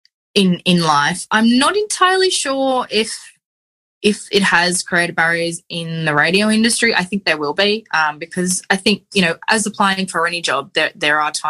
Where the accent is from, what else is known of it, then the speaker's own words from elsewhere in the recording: Sydney, New South Wales, Australia; also born or lived in Central Coast, New South Wales; when I was about 14 when I moved to the Central Coast from Sydney